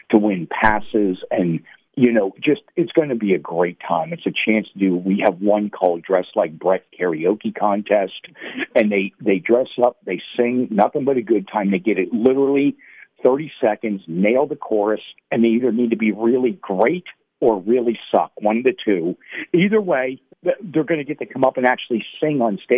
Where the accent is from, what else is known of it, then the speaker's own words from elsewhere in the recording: Mechanicsburg, Pennsylvania, United States; I would split it because I was born in Western PA, then lived, uh, my dad moved around. We were in the military, and then we ended up in Mechanicsburg or Harrisburg, going up and down the pike